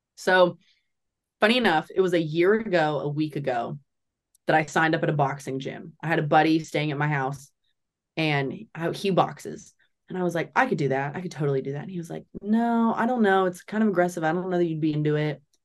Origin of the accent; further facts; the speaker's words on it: Nashville, Tennessee, United States; From Nashville.